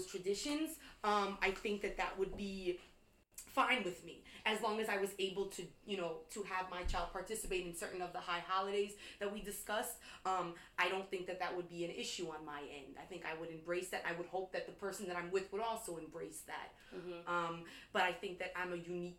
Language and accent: English; New York, United States; growing up in New York